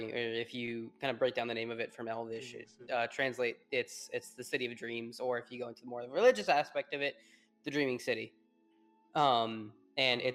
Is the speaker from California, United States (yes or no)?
no; New Orleans, Louisiana, United States; now in Texas, United States; I'm from New Orleans, but I live here in Texas now